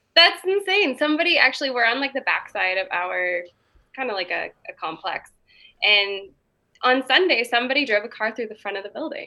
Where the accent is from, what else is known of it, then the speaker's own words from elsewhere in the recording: Boulder, Colorado, United States; moved away as an adult; also born or lived in San Francisco / New York; I'm from Boulder